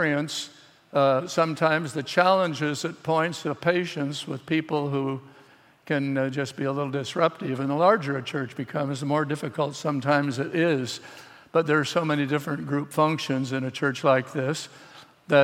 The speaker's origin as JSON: {"language": "English", "town": "Los Angeles", "region": "California", "country": "United States", "tie": "born or raised there", "also_born_or_lived": "Indiana", "said": "I was born in L.A."}